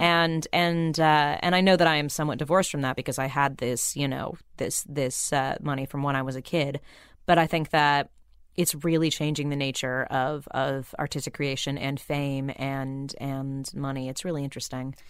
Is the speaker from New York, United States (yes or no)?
no; Burbank, California, United States; I grew up in Burbank where, you know, kids would come out for pilot season all the time